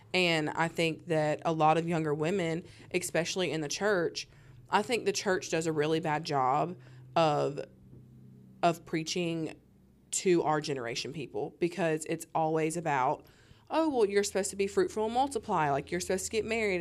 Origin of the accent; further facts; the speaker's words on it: the South, United States; growing up in the South